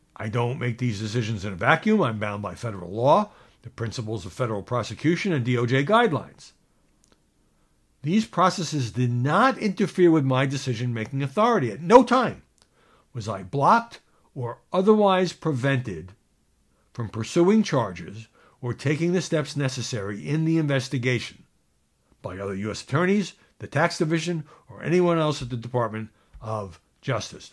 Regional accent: New York City, New York, United States; I'm from Brooklyn, just like Barbara Streisand.

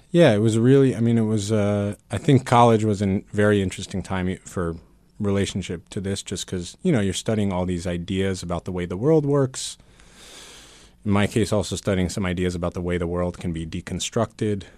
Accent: New York City, New York, United States; also born or lived in Vermont; grew up here in Manhattan as a, as a Buddhist kid.

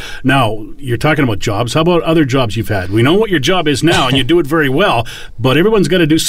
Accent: Toronto, Ontario, Canada; I grew up in the Toronto area, and I delivered papers for the Toronto Star

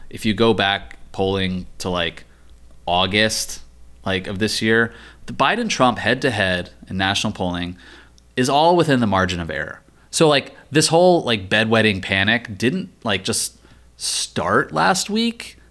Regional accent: Virginia, United States; my home state of Virginia

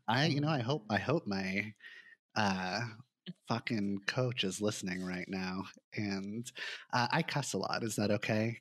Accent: Santa Monica, California, United States; I grew up in Santa Monica in Los Angeles

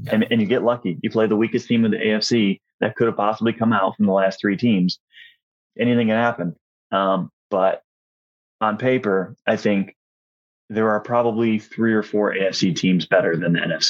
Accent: Rochester, New York, United States; moved away; also born or lived in Ohio; So I actually grew up in Rochester, New York.

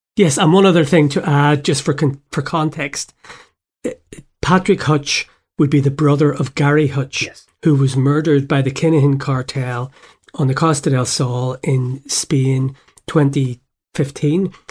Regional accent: Belfast, Northern Ireland, United Kingdom; moved away; growing up in Belfast in the seventies

